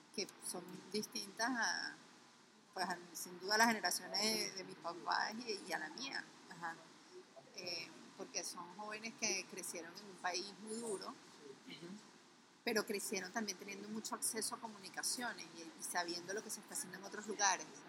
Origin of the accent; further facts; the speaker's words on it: Venezuela; como venezolanos